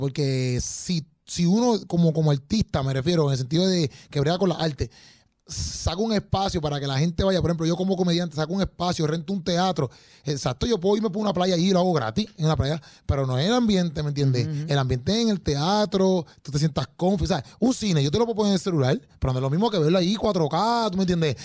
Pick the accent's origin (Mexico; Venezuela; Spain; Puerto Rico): Puerto Rico; nosotros, ¿verdad? Como puertorriqueños